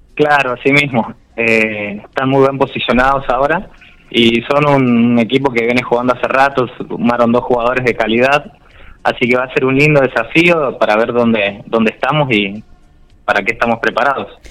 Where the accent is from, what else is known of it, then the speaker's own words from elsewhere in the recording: Charata, Chaco, Argentina; now in General Pico, Argentina; yo soy de Charata Chaco